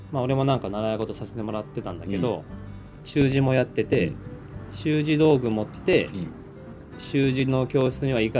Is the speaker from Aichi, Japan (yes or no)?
yes; Nagoya, Aichi, Japan; 地元が名古屋だから